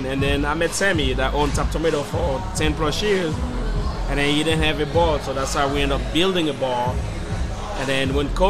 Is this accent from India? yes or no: no; Haiti; now in Philadelphia, United States; Born and raised in Haiti. I've been here since 2000